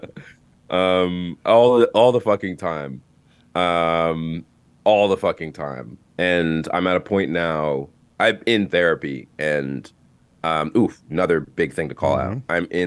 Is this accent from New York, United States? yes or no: yes; New York City, New York, United States; I'm from Brooklyn. I'm from Bushwick specifically, like actually from Bushwick.